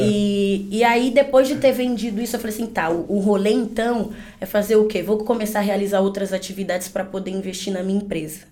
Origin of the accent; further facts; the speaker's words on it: São Paulo, Brazil; tenho 28 anos, sou paulista da Gema